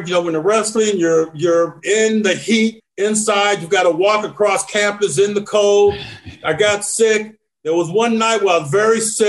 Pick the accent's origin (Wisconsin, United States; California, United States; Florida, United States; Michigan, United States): Michigan, United States; Flint; from hard, scrappled community like I am from Flint, Michigan